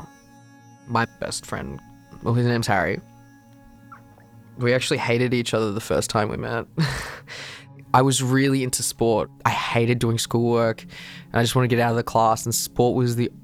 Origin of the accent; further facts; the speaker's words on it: Shepparton, Victoria, Australia; I was born in Shepparton, which is about 3 hours from Melbourne